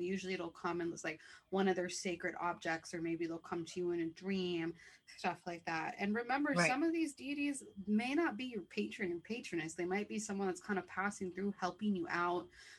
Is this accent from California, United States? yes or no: no; Buffalo, New York, United States; I am 27 from Buffalo, New York.